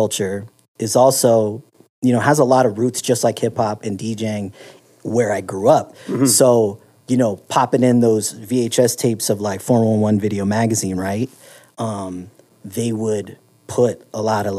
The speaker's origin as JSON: {"language": "English", "area": "Bay Area", "region": "California", "country": "United States", "tie": "born or raised there", "said": "I grew up in the Bay Area in California"}